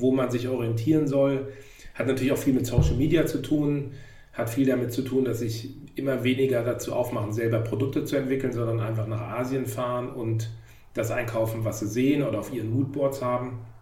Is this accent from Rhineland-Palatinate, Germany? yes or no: no; Hamburg, Germany; ich komme auch aus Hamburg